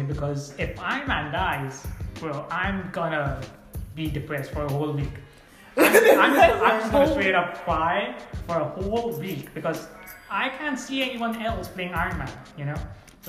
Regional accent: India; I'm Indian and Bollywood movies are like 3 hours.

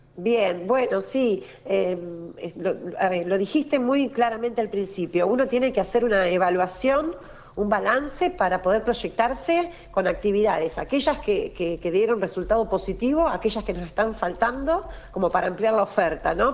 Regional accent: Buenos Aires Province, Argentina; Nuestra región, nuestra región, nuestro litoral marítimo, Patagones, es el distrito bonaerense más grande de la provincia de Buenos Aires

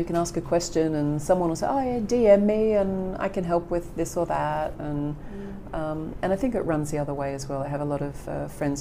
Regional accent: Australia; moved away as an adult; also born or lived in United Kingdom; now in Denmark; I'm an Australian.

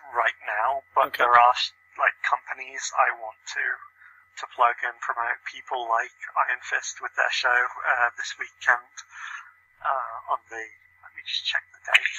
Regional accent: United Kingdom; my hometown, less than 30 seconds from my house, on a show that I used to go to in secondary school

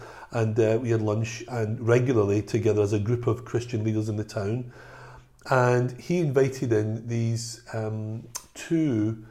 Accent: Glasgow, Scotland, United Kingdom; I mean, I was brought up in Glasgow.

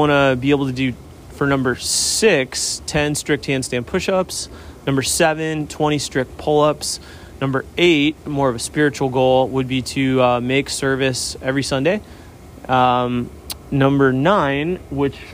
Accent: Newport Beach, California, United States; I grew up here in Newport Beach

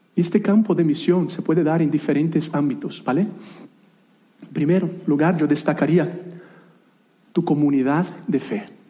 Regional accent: Brazil; first language Portuguese; Spanish is a second language; moved away as an adult; also born or lived in United Kingdom / Spain; now in Granada, Spain; soy brasileño de nacimiento

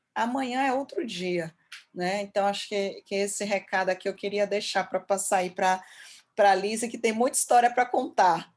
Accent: Brazil; falando como brasileira

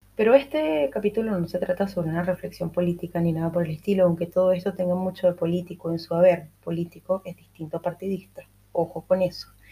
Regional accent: Venezuela; yo, que soy venezolana

